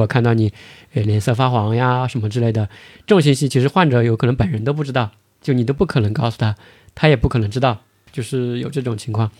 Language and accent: Chinese; China; 我们中国人的这种习惯